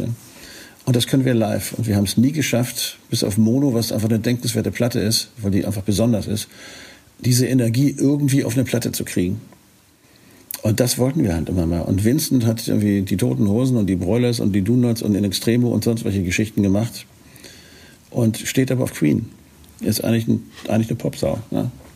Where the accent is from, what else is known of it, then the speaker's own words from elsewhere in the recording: Northern Germany, Germany; als Norddeutscher